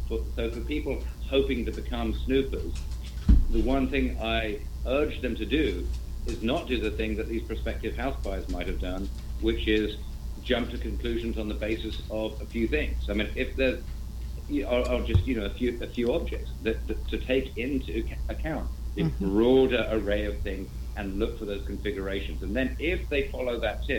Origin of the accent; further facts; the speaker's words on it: England, United Kingdom; now in United States; I'm an English person living in the States.